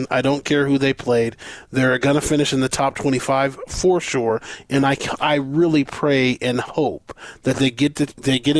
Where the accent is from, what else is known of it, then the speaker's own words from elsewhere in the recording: Colorado, United States; moved away; I'm from Colorado